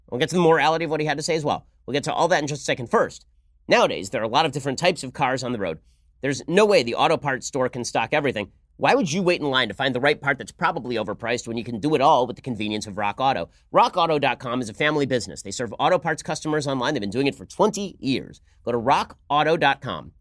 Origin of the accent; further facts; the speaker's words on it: Los Angeles, California, United States; my hometown of Los Angeles